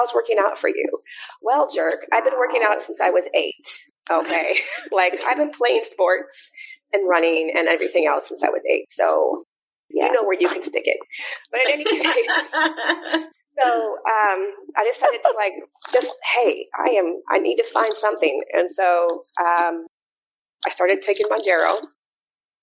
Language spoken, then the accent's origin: English; Omaha, Nebraska, United States; also born or lived in North Carolina; now in Atlanta, United States; I'm a Midwesterner. I'm originally from Omaha, Nebraska